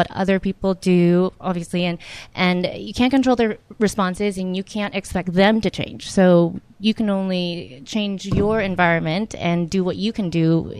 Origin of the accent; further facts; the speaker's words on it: San Antonio, Texas, United States; So I grew up in San Antonio, Texas, yeah.